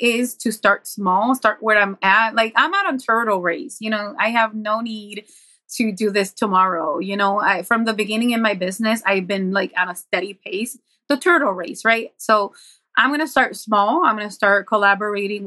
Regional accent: Buffalo, New York, United States; I was from Buffalo

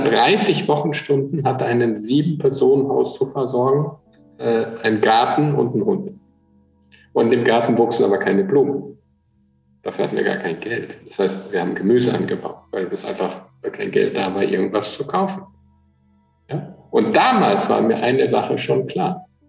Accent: Eickelborn, North Rhine-Westphalia, Germany; bin ja aufgewachsen in Eichelborn

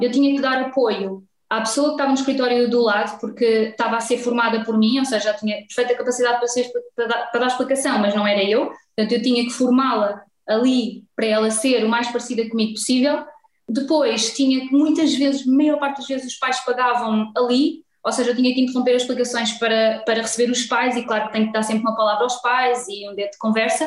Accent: Vila Franca de Xira, Lisbon, Portugal; venho de Vila Franca de Xira

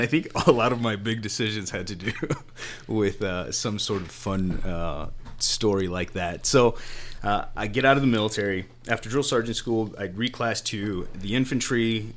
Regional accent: Chicago, Illinois, United States; I grew up in Pilsen

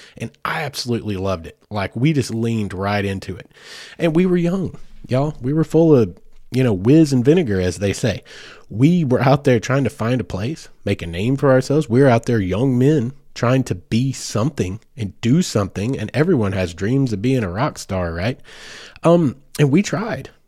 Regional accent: Oklahoma, United States; I was born in Oklahoma. So I am, like, born, bred, and it's in my blood.

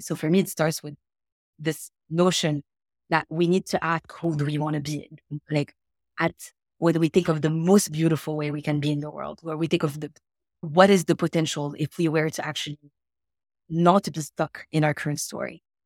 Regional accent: Morocco; I'm, I'm from Morocco. That's where I was born and raised.

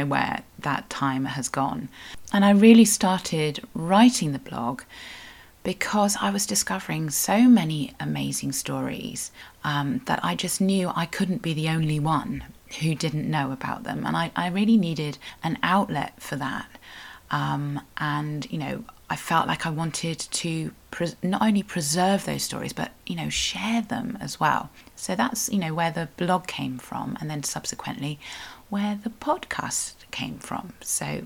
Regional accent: Cornwall, South West England, United Kingdom; I am a Cornish writer

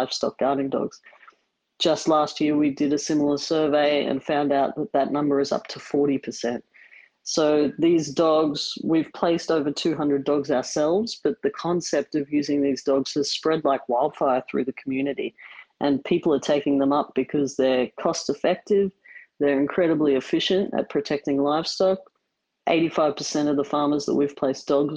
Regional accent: Brisbane, Queensland, Australia; moved away as an adult; also born or lived in Ghanzi District, Botswana; I'm from Brisbane in Australia, which is where I'm currently living

